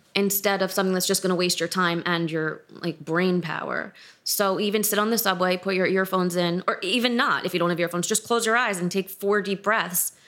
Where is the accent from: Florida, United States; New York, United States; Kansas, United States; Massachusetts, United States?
New York, United States; New York City; I grew up in New York City, in Manhattan